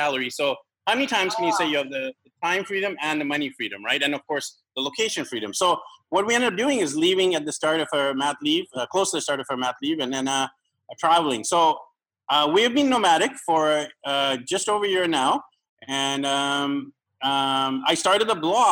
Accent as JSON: {"language": "English", "town": "Vancouver", "region": "British Columbia", "country": "Canada", "tie": "born or raised there", "moved": "as an adult", "lives_now": "San Juan del Sur, Nicaragua", "said": "my hometown of Vancouver, BC, Canada."}